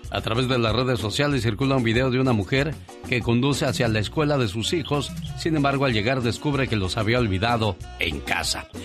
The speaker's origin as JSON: {"language": "Spanish", "region": "Michoacán", "country": "Mexico", "said": "Un día salí de Michoacán, pero Michoacán nunca salió de mí."}